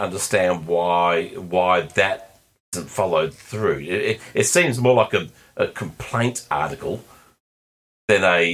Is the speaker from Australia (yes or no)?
yes; Australia; from Australia here